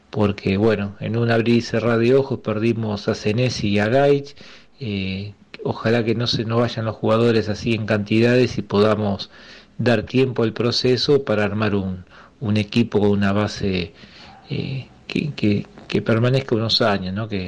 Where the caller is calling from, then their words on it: Buenos Aires, Argentina; de Mataderos.